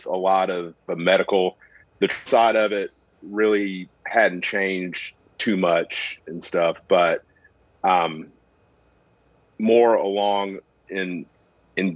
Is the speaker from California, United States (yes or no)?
no; North Carolina, United States; moved away as an adult; now in Oklahoma, United States; I'm originally from North Carolina